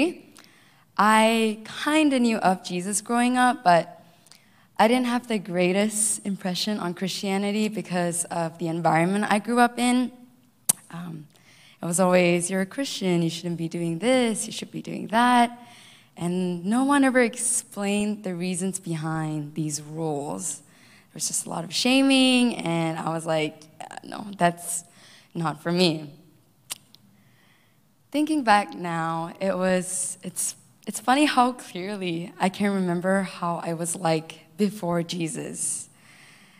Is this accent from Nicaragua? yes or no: no; Malaysia; moved away as an adult; also born or lived in Cupertino, United States / Hawaii, United States; now in United States; I was born and raised in Malaysia, moved all the way here to the U.S.